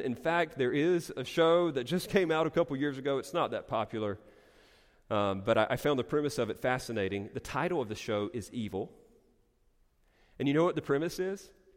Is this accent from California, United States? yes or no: no; Eastern North Carolina, United States; growing up in Eastern North Carolina